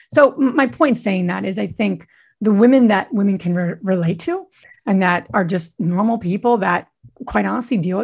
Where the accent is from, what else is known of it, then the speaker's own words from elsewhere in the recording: Northeast, United States; I'm from the Northeast